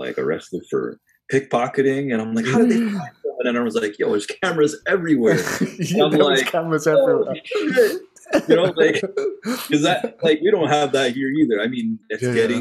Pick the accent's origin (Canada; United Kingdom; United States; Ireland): Canada; we're from Canada